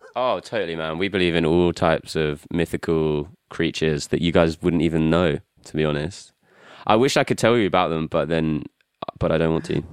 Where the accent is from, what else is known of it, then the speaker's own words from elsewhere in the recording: United Kingdom; also born or lived in New Zealand; I just have never really felt like a very strong connection to being British